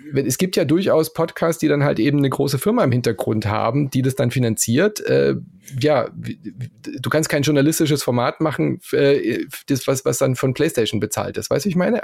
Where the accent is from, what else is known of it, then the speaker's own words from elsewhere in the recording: Southern Germany, Germany; accent: Swabian; ich bin ja in Süddeutschland aufgewachsen